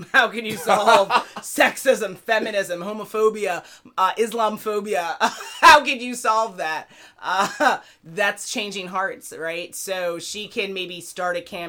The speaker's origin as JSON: {"language": "English", "country": "United States", "said": "I'm an American"}